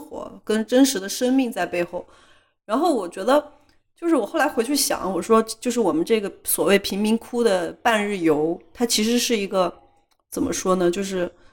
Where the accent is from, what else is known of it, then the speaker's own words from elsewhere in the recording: China; 它很像我们老家的一些就是稍微村一点的地方，就是有一点像国内的三四线城市的那种小城市